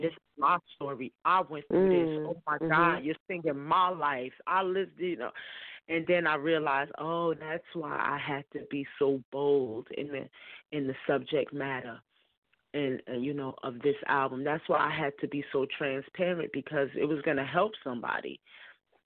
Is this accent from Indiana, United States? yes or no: no; Newark, New Jersey, United States; growing up in Newark, I had a lot of experiences, some ugly, some good